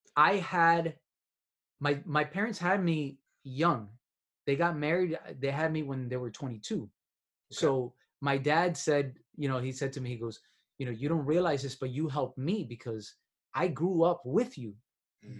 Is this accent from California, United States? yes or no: no; Miami, Florida, United States; I'm from Miami